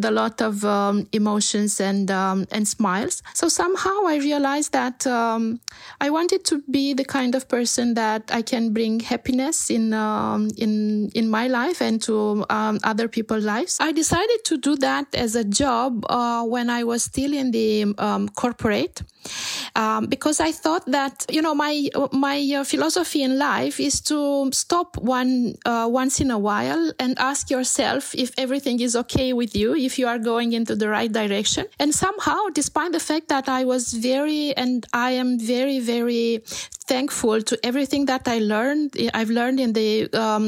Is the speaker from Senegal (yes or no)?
no; Romania; also born or lived in Canada / Bucharest; I grew up in Romania, and I have to say that I lived for a few years in Canada, and then I came back to Romania